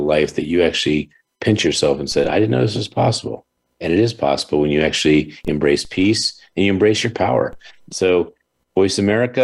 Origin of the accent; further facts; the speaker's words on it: Baltimore, Maryland, United States; my hometown of Baltimore, Hanover area